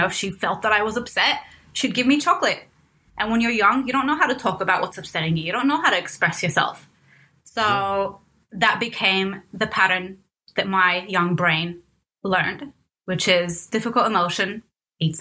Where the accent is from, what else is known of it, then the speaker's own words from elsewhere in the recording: Cairo, Cairo Governorate, Egypt; moved away; I was born in Cairo, Egypt, and raised by my mom up until age four when my dad returned from the US